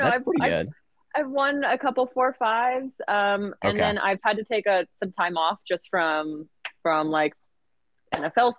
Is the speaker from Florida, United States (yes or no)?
no; Washington, United States; moved away; also born or lived in San Diego; I'm originally from Pacific Northwest, grew up in Washington State